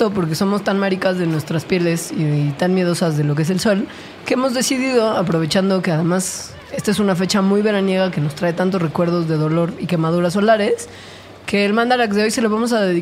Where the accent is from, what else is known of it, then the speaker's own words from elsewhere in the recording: Guadalajara, Jalisco, Mexico; moved away; yo soy de Guadalajara.